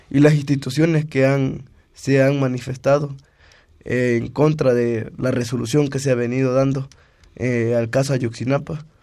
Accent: Ometepec, Costa Chica, Guerrero, Mexico; de, aquí, de, del, estado de Guerrero, de la Costa Chica.

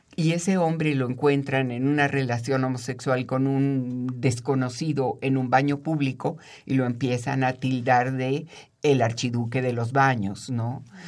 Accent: Mexico City, Mexico; yo soy chilanga, nací aquí y he vivido aquí toda mi vida

